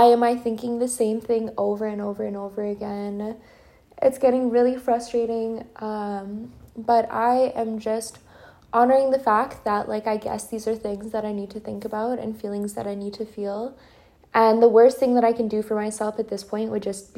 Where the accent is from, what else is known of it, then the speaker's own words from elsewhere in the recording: Edmonton, Alberta, Canada; moved away as an adult; now in Serbia; coming at you from Edmonton, Alberta, my hometown, my home city. This is where I was born.